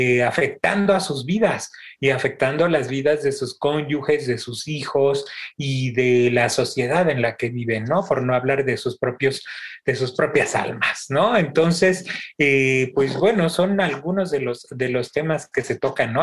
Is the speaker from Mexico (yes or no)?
yes; Mexico; Como, buenos mexicanos